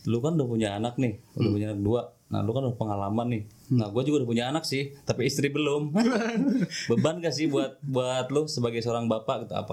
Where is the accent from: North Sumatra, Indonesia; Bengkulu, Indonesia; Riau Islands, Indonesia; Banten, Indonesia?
Banten, Indonesia; Malimping; lu kecilnya di itu kan malimping kan iya lah kampung gue hutan